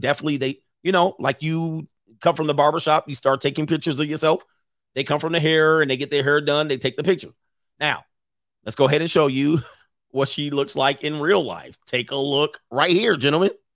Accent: Southern California, United States; moved away as an adult; I grew up in Southern California

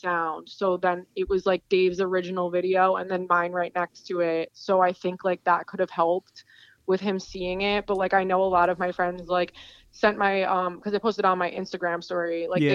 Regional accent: Jackson, New Jersey, United States; my hometown where I live

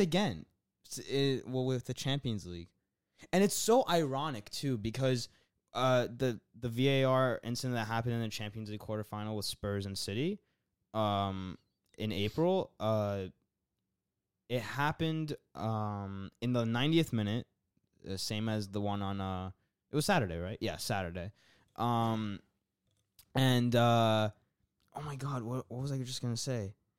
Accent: United States; I'm from America. I came here to visit

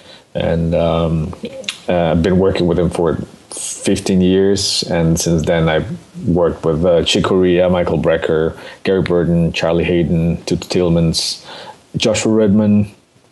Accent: Mexico City, Mexico; I'm originally from Mexico City. I was born and raised there.

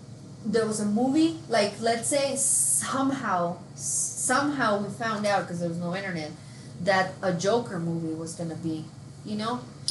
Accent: Mexico; now in United States; I grew up in Mexico, so I don't. This is different now because I've been here for so long. But I remember being over there.

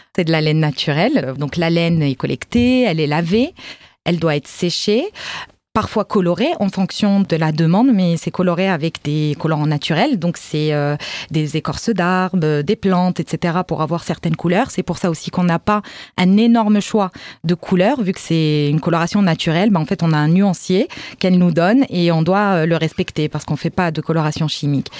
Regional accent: Morocco; en tant que marocaine

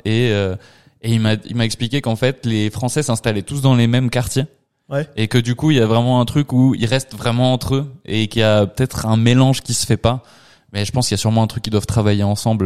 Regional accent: Spanish Basque Country, Spain; je viens du Pays basque espagnol

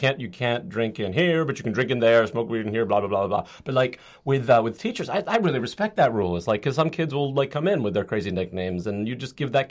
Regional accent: Massachusetts, United States; I'm from Massachusetts

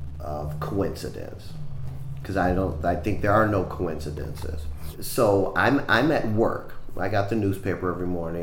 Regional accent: Los Angeles, California, United States; I am from Los Angeles. And my father's from Los Angeles, and my grandfather's from Los Angeles, and my great-grandfather was from Los Angeles.

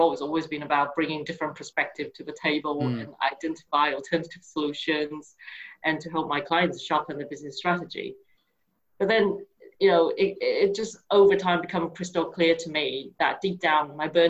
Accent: Taiwan; moved away as an adult; now in United Kingdom; I was originally from Taiwan and been living in the UK for over 22 years

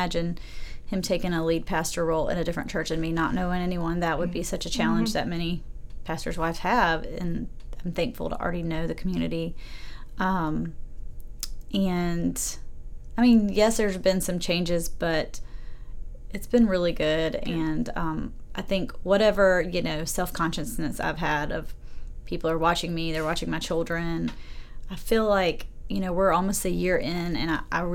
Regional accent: Aiken, South Carolina, United States; I was raised in a Presbyterian church that I love in my hometown of Aiken.

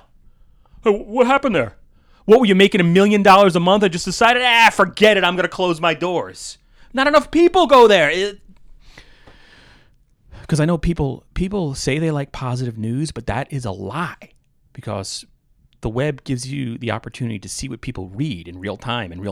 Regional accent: Somers, New York, United States; now in Naugatuck Valley, Connecticut, United States; I grew up in Somers, New York

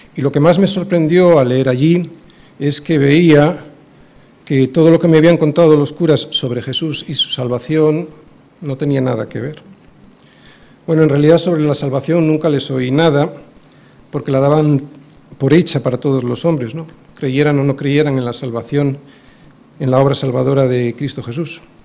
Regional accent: Spain; also born or lived in Bilbao; nuestra condición aquí en España, como no, como españoles porque lo somos

